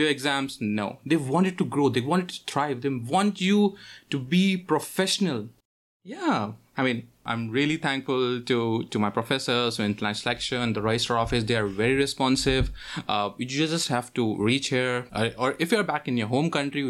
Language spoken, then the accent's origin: English; New Delhi, Delhi, India; moved away as an adult; now in Sault Ste. Marie, Canada; I'm from India